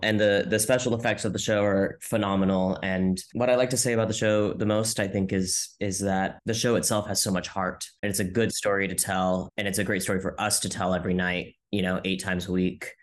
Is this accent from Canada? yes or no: no; Modesto, California, United States; now in New York City, United States; I grew up in Modesto, California